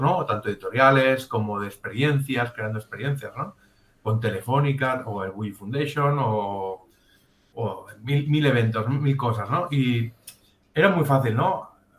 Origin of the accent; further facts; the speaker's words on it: Catalonia, Spain; somos catalanes, no somos italianos